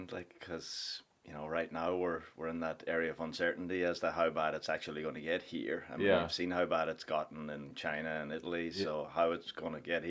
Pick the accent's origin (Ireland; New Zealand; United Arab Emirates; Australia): Ireland; Donegal, County Donegal; moved away as an adult; also born or lived in Sligo / New York / Florida; now in Tampa Bay area, United States; Sligo is 45 minutes away from my hometown, which is Donegal town. I went to school in Sligo.